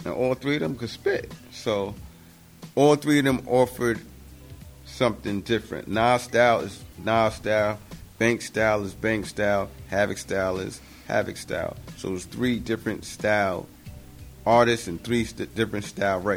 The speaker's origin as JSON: {"language": "English", "town": "New York City", "region": "New York", "country": "United States", "tie": "born or raised there", "said": "That's the building I grew up in Queensbridge."}